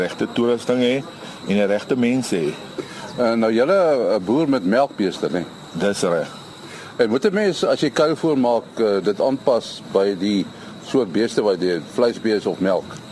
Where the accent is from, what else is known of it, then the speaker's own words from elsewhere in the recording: George, Western Cape, South Africa; ek kom van Georgia.